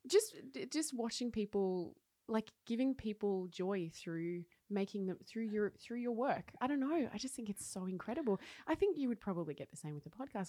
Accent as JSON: {"language": "English", "town": "Wodonga", "region": "Victoria", "country": "Australia", "tie": "born or raised there", "also_born_or_lived": "Paris, France", "moved": "as an adult", "lives_now": "Oslo, Norway", "said": "I grew up in Wodonga, so like oh. mid, between ah. Melbourne and Sydney"}